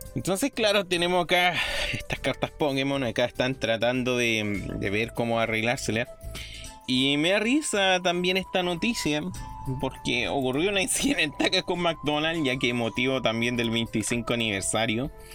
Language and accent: Spanish; Chile; todos los chilenos somos